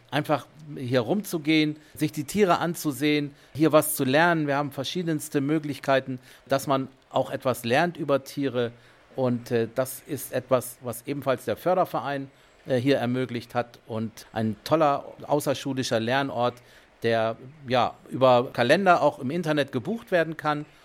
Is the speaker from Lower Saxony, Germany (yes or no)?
yes; Bassum, Lower Saxony, Germany; Ich bin in Bassum groß geworden, aufgewachsen und ich bin also seit meiner Kindheit hier immer wieder gewesen mit Freunden, mit Freundinnen